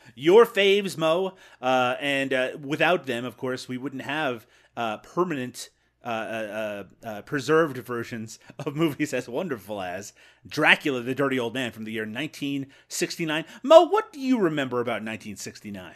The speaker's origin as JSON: {"language": "English", "country": "Canada", "said": "I'm Canadian."}